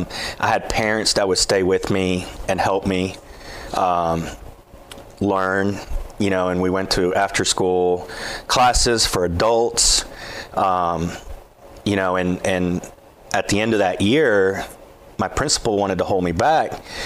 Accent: Columbia, Tennessee, United States; born there; I was born in Columbia.

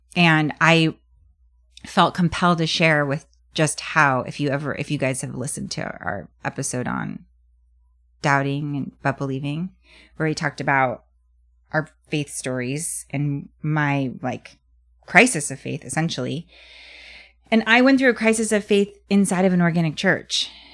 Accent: United States

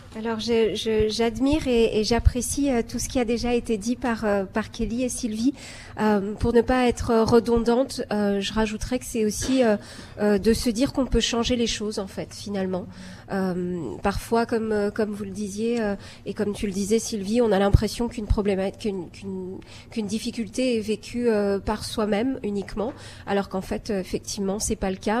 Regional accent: Algeria; also born or lived in France; now in Toronto, Canada; j'ai grandi en Algérie, j'ai d'abord émigré en France, et puis en fait au Canada.

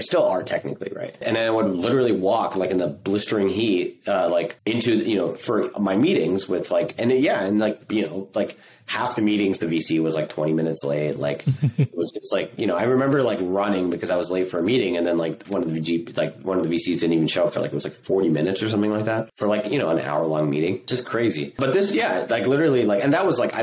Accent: Singapore; moved away; I grew up in Singapore

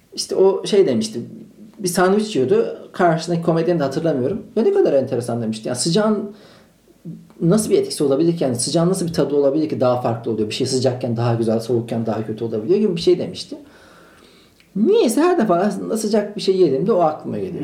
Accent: Malatya, Turkey; now in Istanbul, Turkey

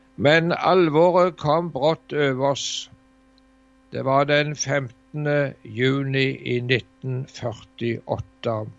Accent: Varhaug, Rogaland, Norway; hjemme på Varhaug

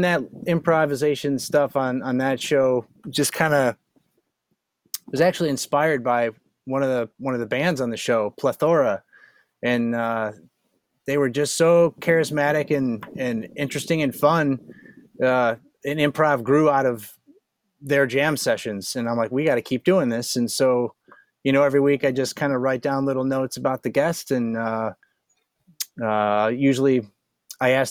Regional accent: Michigan, United States; I lived all over Michigan

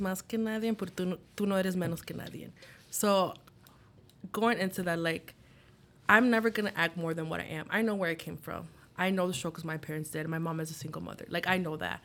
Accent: Chicago, Illinois, United States; I'm from Chicago

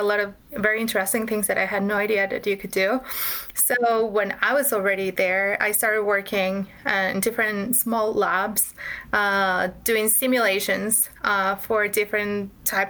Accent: Mexico City, Mexico; I'm from Mexico. I'm from Mexico City, which is definitely not a tech hub

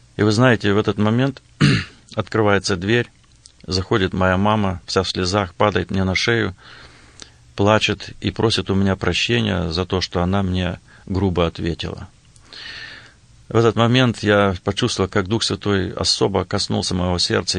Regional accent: Blagoveshchenka, Western Siberia, Russia; now in Lincoln, United States; Я родился и вырос в Западной Сибири, э, в районном центре

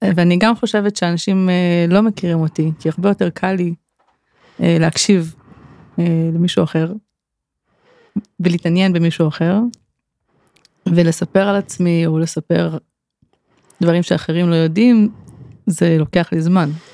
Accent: Kfar Saba, Central District, Israel; moved away as an adult; also born or lived in Elah Valley; now in Sarigim, Israel; אני גרה בעמק האלה כבר יותר מעשור, גדלתי בכפר סבא

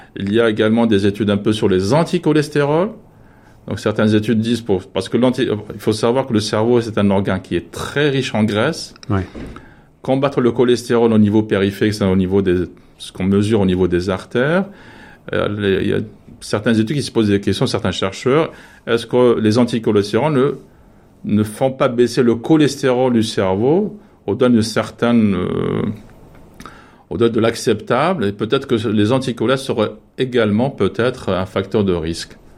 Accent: France; nous, en tant que Français

